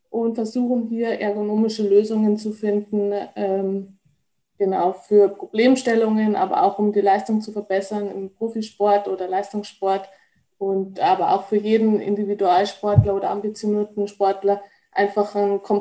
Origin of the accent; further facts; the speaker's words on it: Rosenheim, Bavaria, Germany; ich komme eigentlich aus Rosenheim. Also ich glaube, viele kennen es, ist in der Nähe von München